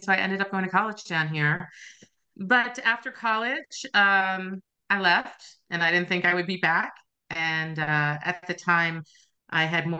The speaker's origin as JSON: {"language": "English", "region": "New York", "country": "United States", "tie": "born or raised there", "said": "I'm a Caribbean girl. My parents are West Indian. I grew up in the New York metro area and found myself as an undergrad at UVA, like Lance."}